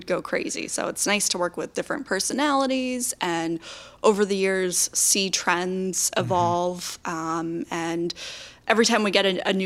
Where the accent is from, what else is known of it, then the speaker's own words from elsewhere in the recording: Warrenton, Virginia, United States; also born or lived in Harrisonburg, Virginia; I grew up in Warrenton, Virginia